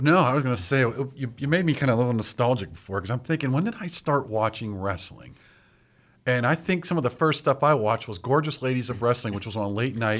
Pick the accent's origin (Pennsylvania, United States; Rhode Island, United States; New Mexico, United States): Pennsylvania, United States; Pittsburgh; I grew up in Bloomfield